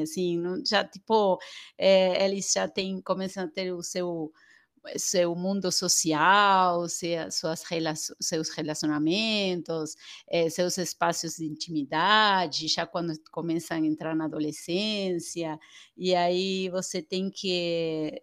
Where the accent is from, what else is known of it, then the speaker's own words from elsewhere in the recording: Argentina; Portuguese is a second language; moved away as an adult; now in Brazil; sou argentina